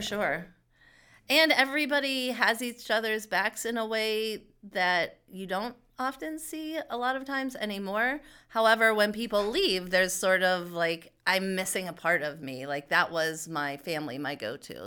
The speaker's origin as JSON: {"language": "English", "town": "Pittsburgh", "region": "Pennsylvania", "country": "United States", "tie": "born or raised there", "said": "I grew up in, here in Pittsburgh in Shaler Township"}